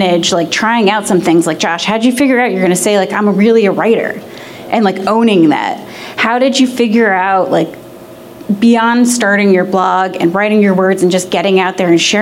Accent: New York, United States; moved away as an adult; now in Portland, United States; I'm from New York, and I moved here last July

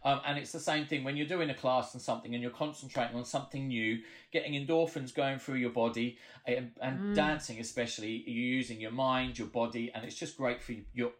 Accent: Ipswich, East of England, United Kingdom; I'm from Ipswich, and my parents used to teach at the local dance school. And so I was always there from birth.

